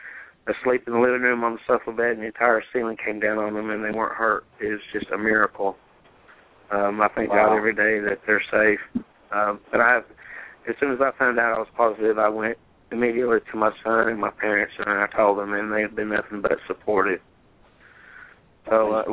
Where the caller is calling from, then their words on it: Chattanooga, Tennessee, United States; I'm calling from Chattanooga, Tennessee.